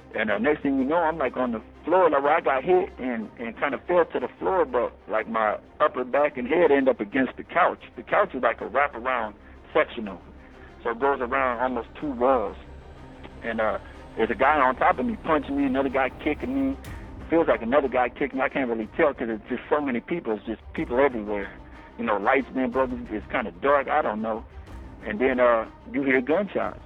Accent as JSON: {"language": "English", "town": "Denver", "region": "Colorado", "country": "United States", "tie": "born or raised there", "moved": "yes", "lives_now": "Michigan, United States", "said": "I come from Denver, Colorado, and uh, I'm white. I grew up in a black neighborhood"}